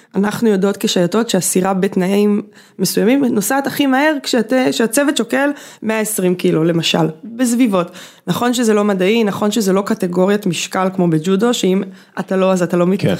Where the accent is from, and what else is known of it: Bat Yam, Tel Aviv District, Israel